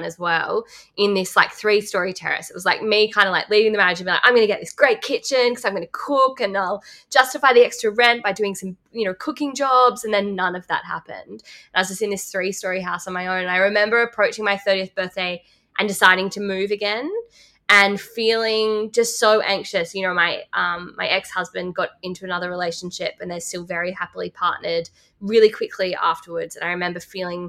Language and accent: English; Lismore, New South Wales, Australia; now in Sydney, Australia; I grew up in Lismore